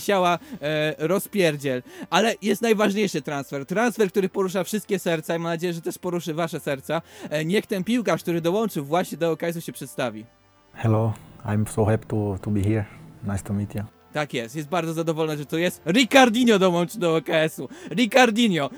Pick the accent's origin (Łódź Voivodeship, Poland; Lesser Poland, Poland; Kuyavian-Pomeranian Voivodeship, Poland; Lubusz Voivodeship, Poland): Łódź Voivodeship, Poland; Łódź; jesteśmy rodowitymi łodzianami